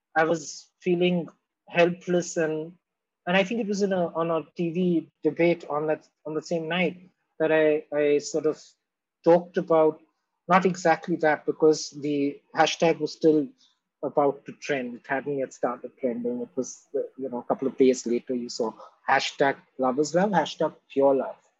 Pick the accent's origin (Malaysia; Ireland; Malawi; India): India; Mumbai, Maharashtra; also born or lived in Kolkata, India; now in Delhi, India; when I was born in Bombay or when I lived in Calcutta and here